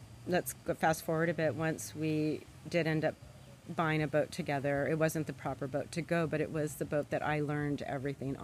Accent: Los Angeles, California, United States; moved away as an adult; now in La Cruz de Huanacaxtle, Mexico; I grew up in Southern California, Los Angeles, near the Santa Monica area, and spent a lot of time as a child going to the beaches.

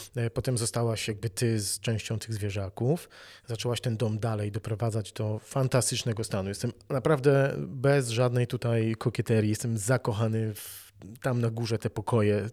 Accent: Wrocław, Lower Silesian Voivodeship, Poland; moved away as an adult; also born or lived in Gdańsk; Ja się urodziłem na Dolnym Śląsku, urodziłem się w Wrocławiu, dużo mieszkałem

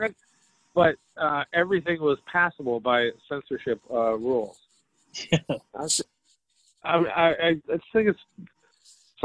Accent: New York City, New York, United States; growing up in New York

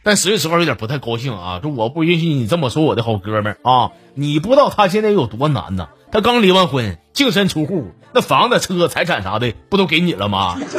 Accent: Northeast China, China; 该说不说的，俺们东北人呐，确实从来没有赢过一场网络的暴力。

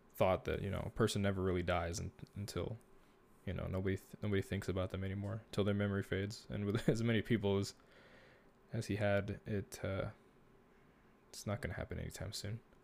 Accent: Texas, United States; born or raised there

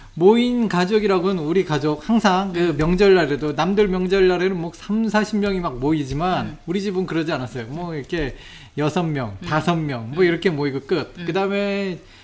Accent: South Korea; 내가 한국 사람인데

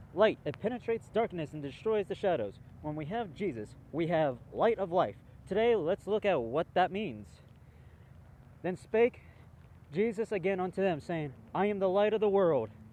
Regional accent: United States; as an American

